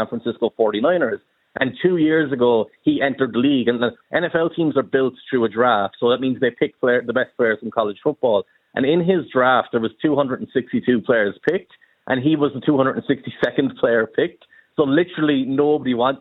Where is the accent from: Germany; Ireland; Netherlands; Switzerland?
Ireland; Cork, Munster; I'm from Cork. I can be a Cork GAA fan because I can go to Cork games and I know people who play on the team and I grew up around them.